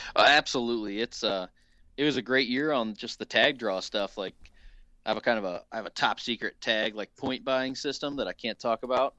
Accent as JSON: {"language": "English", "region": "Southern Illinois", "country": "United States", "tie": "born or raised there", "said": "Access the Wild out of actually my hometown of uh, Southern Illinois"}